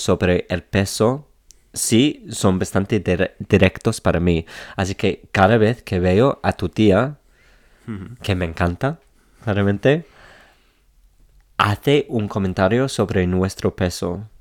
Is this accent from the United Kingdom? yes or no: yes; England, United Kingdom; Spanish is a second language; siendo inglés, cuando estoy aquí en Inglaterra